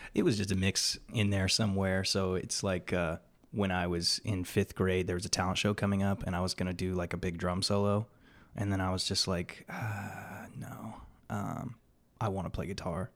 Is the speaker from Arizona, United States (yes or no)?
yes; Yuma, Arizona, United States; also born or lived in Bellingham, Washington / Phoenix, Arizona; I was raised in Yuma, Arizona from the time I was three.